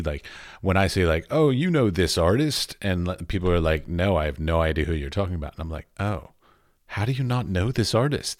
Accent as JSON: {"language": "English", "town": "Washington", "region": "District of Columbia", "country": "United States", "tie": "born or raised there", "said": "I was raised in Washington, D C, both of my parents were very creative."}